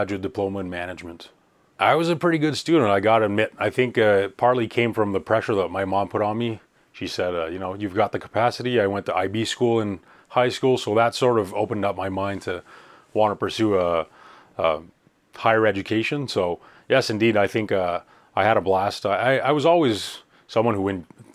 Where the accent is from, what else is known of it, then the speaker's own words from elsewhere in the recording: Eastern Townships, Quebec, Canada; also born or lived in Puvirnituq, Nunavik, Quebec; I was born in the Canadian Arctic, in a city called Pouvillentuk. It's in the Nunavik region, which is in northern Quebec. And then I grew up in the eastern townships of Quebec.